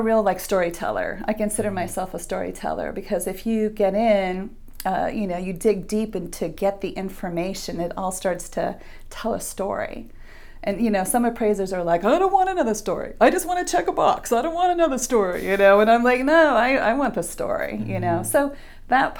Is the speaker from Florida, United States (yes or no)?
yes; Miami, Florida, United States; now in Hobe Sound, United States; I was raised in Miami, Florida. So I lived there for 40 plus years and moved to Hobe Sound in 2013